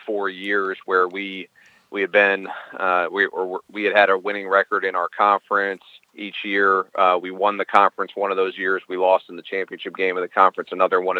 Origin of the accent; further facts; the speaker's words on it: Silver Spring, Maryland, United States; also born or lived in Minnesota; I'm born and raised in Maryland. I'm from Silver